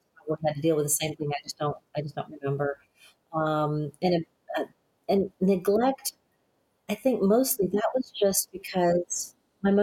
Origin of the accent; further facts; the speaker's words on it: Alabama, United States; also born or lived in Denver; now in San Antonio, United States; growing up in Alabama, Alabama is really a poor state, and it's crazy that we were some of the poorest ones in that state